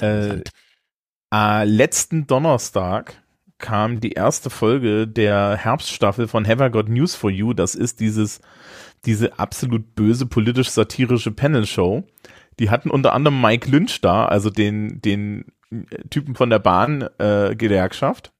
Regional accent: Germany; als Deutsche

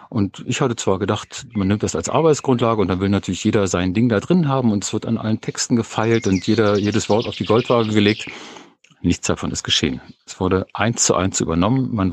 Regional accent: Berlin, Germany; Ich bin eigentlich aus Berlin. Und wir sind hier vor so ungefähr neun Jahren aufs Land rausgezogen, eine kleine Gemeinde.

